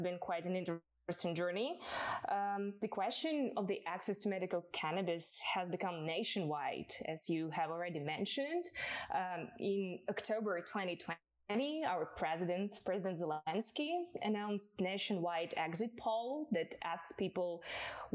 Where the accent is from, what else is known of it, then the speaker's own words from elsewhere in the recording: Ukraine; I'm from Ukraine